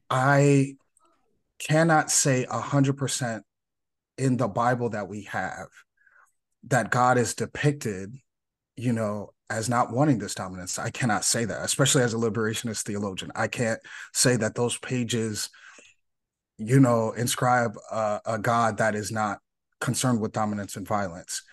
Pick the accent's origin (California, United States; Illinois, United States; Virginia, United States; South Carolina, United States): Illinois, United States; Chicago; growing up in Chicago